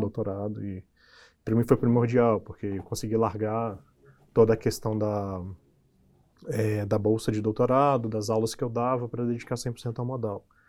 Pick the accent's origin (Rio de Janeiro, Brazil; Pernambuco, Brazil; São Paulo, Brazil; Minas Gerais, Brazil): Minas Gerais, Brazil; interior of; eu venho do interior de Minas, uma cidade muito pequena